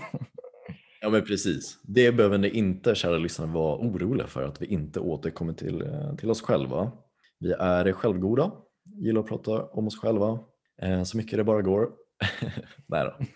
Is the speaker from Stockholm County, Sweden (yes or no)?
yes; Tyresö, Stockholm County, Sweden; jag är från Tyresö, Stockholms län. Så jag är stockholmare